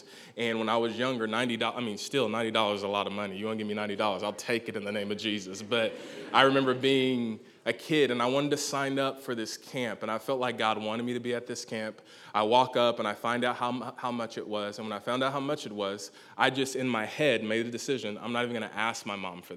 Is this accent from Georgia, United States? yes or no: yes; Gainesville, Georgia, United States; I hail from Gainesville, Georgia, not Florida